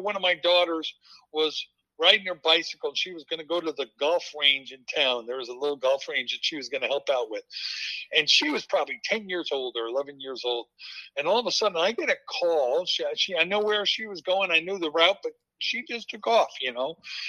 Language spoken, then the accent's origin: English; New Jersey, United States; moved away as an adult; now in Fairfield, United States; we went back to my hometown in New Jersey for about a year.